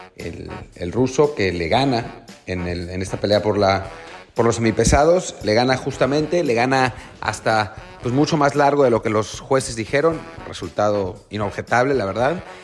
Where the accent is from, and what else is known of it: Mexico